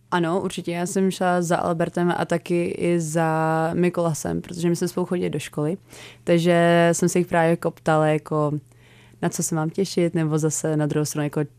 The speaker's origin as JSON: {"language": "Czech", "country": "United States", "tie": "born there", "said": "takže tím, že jsem se narodila v Americe"}